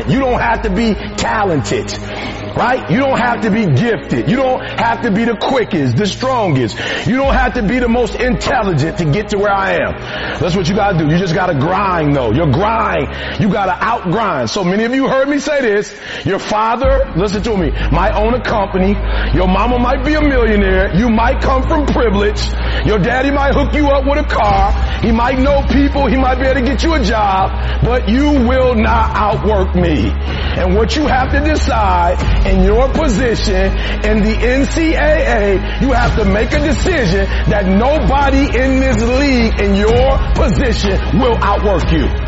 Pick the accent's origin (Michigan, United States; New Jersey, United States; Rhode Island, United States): Michigan, United States; Detroit; I'm from Detroit, homeless.